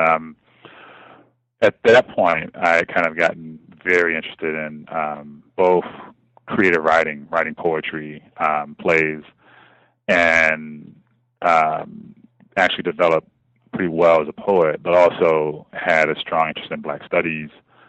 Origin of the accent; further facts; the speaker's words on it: Kansas City, Missouri, United States; I am originally from Kansas City, Missouri, born and raised and kind of in the center of the city, what we would call South